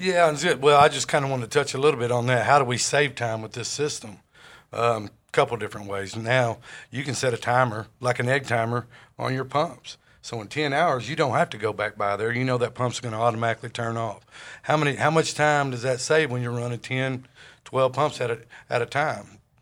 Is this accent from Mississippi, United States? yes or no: no; Jonesboro, Arkansas, United States; I grew up in Jonesboro, Arkansas